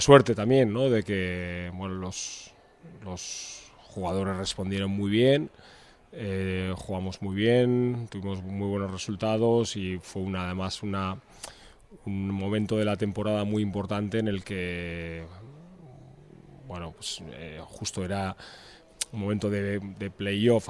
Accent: Portugalete, Basque Country, Spain; moved away as an adult; now in Vitoria-Gasteiz, Spain; Yo vivo aquí, no, nací aquí, soy de Portugalete, pero vivo aquí desde, desde que vine a estudiar la carrera.

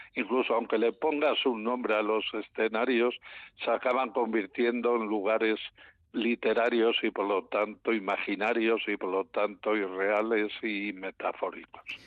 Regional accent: León, Castile and León, Spain; yo soy de León

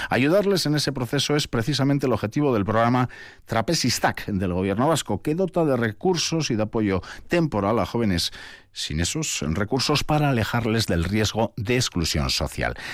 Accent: Senegal; now in Vitoria, Spain; Yo soy de Senegal.

